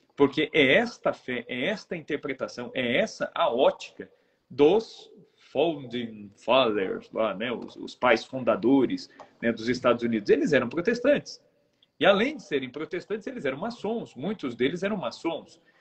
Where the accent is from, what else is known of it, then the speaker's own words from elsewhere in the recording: Brazil; nós somos brasileiros, estamos no Brasil